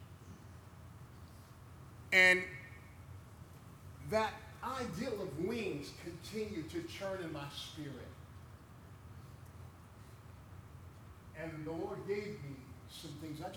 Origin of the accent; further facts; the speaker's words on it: United States; moved away; I'm glad I'm American